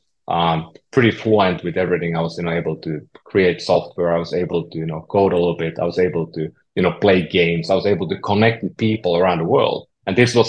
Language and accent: English; Oulu, North Ostrobothnia, Finland; moved away as an adult; I'm from Northern Finland, you know, the small town called Oulu